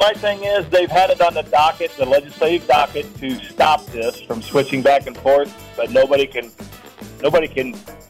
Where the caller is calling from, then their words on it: Peoria, Illinois, United States; I'm calling from Peoria.